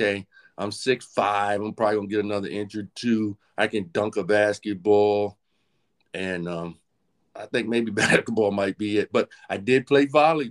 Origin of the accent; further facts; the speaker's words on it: Aberdeen, Maryland, United States; also born or lived in North Carolina / Havre de Grace, Maryland; I grew up in Aberdeen, Maryland, a place called Perryman, Maryland, just a little bit south of Aberdeen